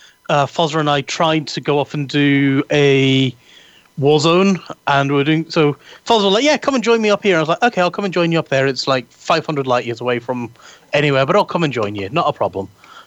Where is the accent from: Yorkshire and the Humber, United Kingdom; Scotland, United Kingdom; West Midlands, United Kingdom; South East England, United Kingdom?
Scotland, United Kingdom; Edinburgh; accent: Edinburgh; So while we were waiting for the tram going home, my Edinburgh accent, I was blathering away with him, and my Edinburgh accent came back.